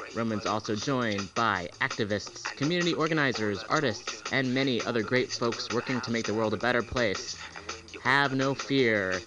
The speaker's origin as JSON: {"language": "English", "town": "San Francisco", "region": "California", "country": "United States", "tie": "born or raised there", "said": "holding it down in the Mission District of San Francisco, my hometown, five generations, six generations deep actually"}